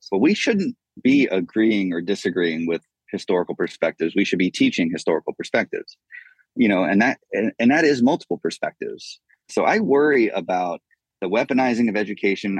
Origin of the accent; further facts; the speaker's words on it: United States; I love being an American